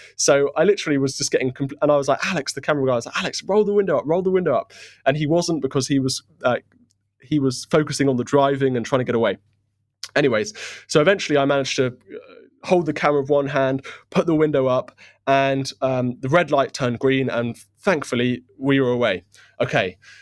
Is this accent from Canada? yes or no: no; United Kingdom; as a Brit